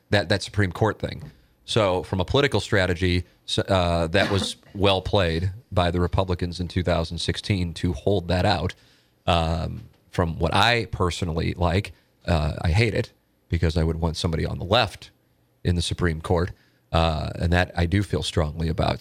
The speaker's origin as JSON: {"language": "English", "town": "St. Louis", "region": "Missouri", "country": "United States", "tie": "born or raised there", "said": "my neighborhood growing up in South City"}